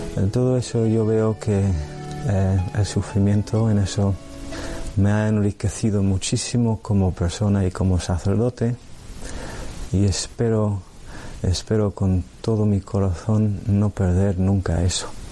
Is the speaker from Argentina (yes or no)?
no; Ireland; Spanish is a second language; moved away; soy irlandés Nací en el año 1965